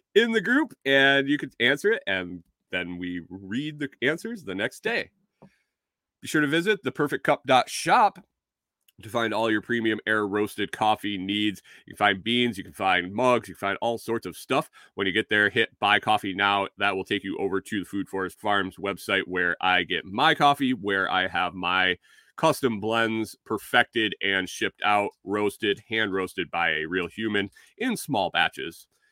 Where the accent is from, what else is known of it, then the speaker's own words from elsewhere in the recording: Minnesota, United States; accent: Minnesotan; I got called out for my, for my Minnesotan, my Minnesotan accent